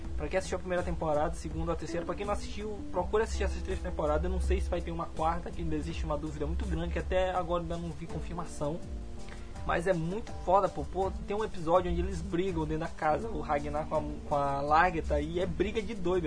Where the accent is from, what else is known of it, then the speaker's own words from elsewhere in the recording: Paço do Lumiar, Maranhão, Brazil; also born or lived in São Luís; nós somos de São Luís, cara somos São Luís, somos, pra falar a verdade, somos de Pato